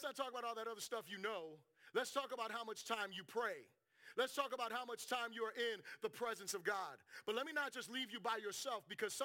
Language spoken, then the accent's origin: English; South Florida, United States; I'm from South Florida.